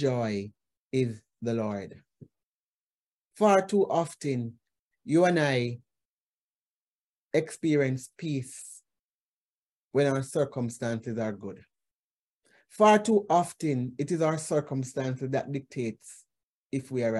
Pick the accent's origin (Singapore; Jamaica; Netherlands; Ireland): Jamaica; as Jamaican, especially Jamaican women